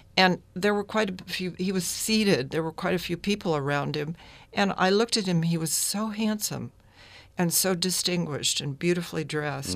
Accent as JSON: {"language": "English", "town": "San Francisco", "region": "California", "country": "United States", "tie": "born or raised there", "lives_now": "San Rafael, United States", "said": "growing up in San Francisco, I loved Chinatown and Japantown"}